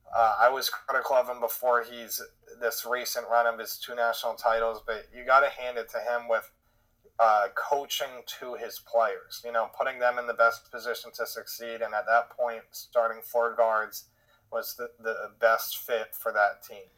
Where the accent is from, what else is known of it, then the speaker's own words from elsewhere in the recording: Connecticut, United States; growing up in Connecticut at that time, like you said, we were sophomores in high school